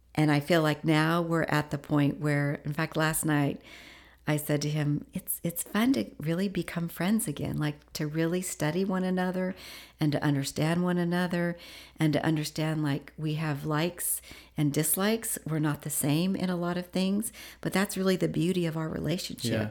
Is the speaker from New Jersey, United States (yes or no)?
no; Washington, United States; moved away; also born or lived in Indiana; I moved from Indiana to Washington